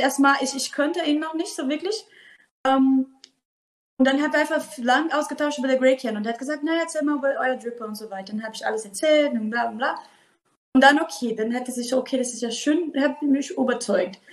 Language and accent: German; Brazil; German is a second language; moved away as an adult; now in Germany; ich komme aus Brasilien und mein Opa hat einen Farm